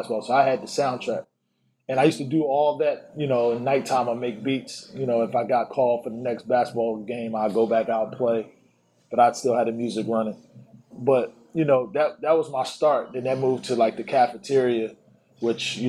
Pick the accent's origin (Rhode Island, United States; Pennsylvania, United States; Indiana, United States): Pennsylvania, United States; Philadelphia; moved away as an adult; also born or lived in Atlanta; I was from Philly